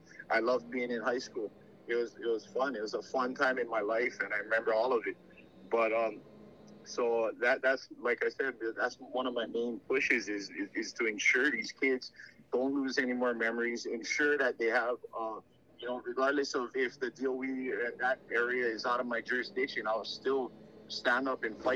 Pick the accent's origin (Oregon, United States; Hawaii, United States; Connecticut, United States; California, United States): Hawaii, United States; Maui; born and raised on Maui